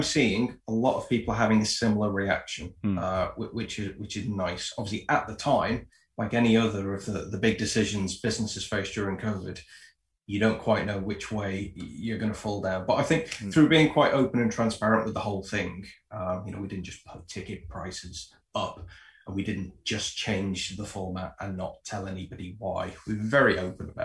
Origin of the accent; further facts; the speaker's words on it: Liverpool, North West England, United Kingdom; also born or lived in Preston; I'm from Liverpool, but I went to university in Preston.